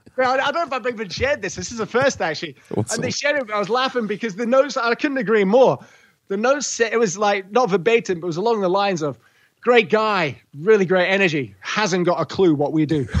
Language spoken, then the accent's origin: English; Scotland, United Kingdom; moved away as an adult; also born or lived in England / Edinburgh / Europe; now in Australia; I was born in England, raised in Scotland, fermented in Europe and through several round world trips living out of cases. And then Australia has been home for almost two decades.